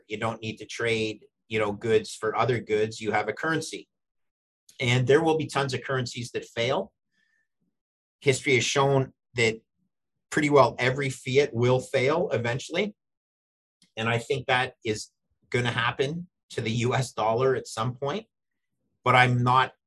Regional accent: Canada; I'm Canadian

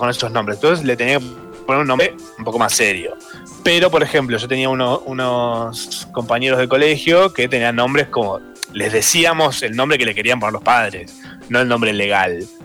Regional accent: Capilla del Monte, Córdoba, Argentina; moved away; viví toda mi infancia, adolescencia en Capilla del Monte, Córdoba

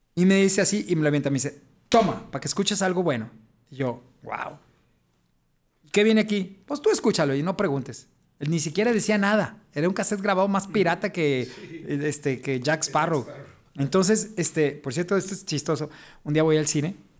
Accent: Guadalajara, Jalisco, Mexico; yo soy de Jalisco, de Guadalajara

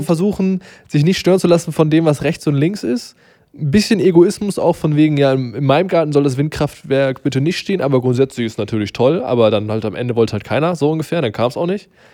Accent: Germany

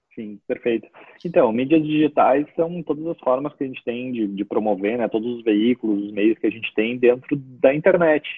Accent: Porto Alegre, Rio Grande do Sul, Brazil; moved away as an adult; also born or lived in Santa Maria, Rio Grande do Sul; now in Garopaba, Brazil; eu só nasci lá, eu morei a vida toda praticamente em Porto Alegre, né, na capital uhum. do estado

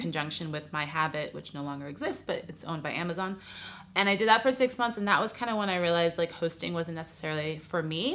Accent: New York City, New York, United States; moved away as an adult; now in Los Angeles, United States

